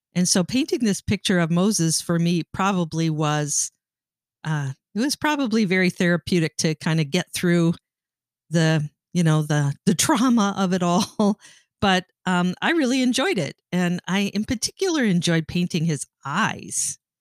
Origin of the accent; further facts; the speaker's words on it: Canada; I grew up in Canada